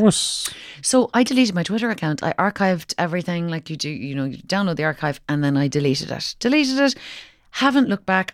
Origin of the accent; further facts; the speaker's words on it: Kinsale, Munster, Ireland; I was from I'm from Kinsale